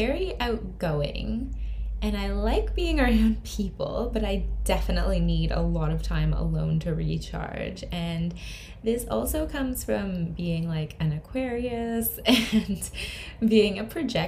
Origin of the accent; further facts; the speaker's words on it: Canada; moved away; I'm from Canada originally